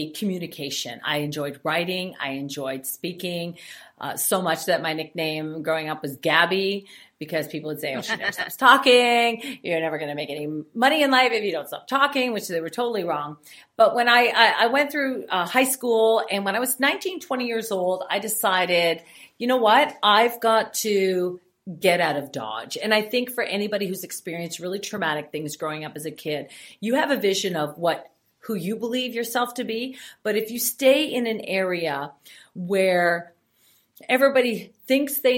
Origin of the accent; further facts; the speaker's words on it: Foxboro, Ontario, Canada; my life on the farm and growing up in Foxborough was very hard